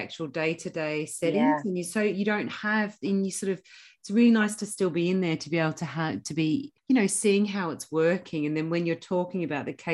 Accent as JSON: {"language": "English", "country": "Australia", "moved": "as an adult", "lives_now": "United Kingdom", "said": "As an Aussie"}